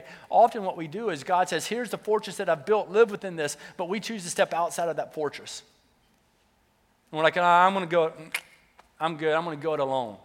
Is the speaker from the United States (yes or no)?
yes; the South, United States; I was from the South, so the accent would come back out